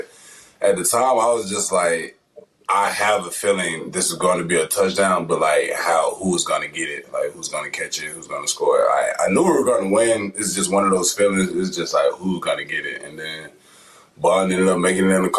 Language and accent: English; Florida, United States; moved away as an adult; now in Tuscaloosa, United States; I'm from Florida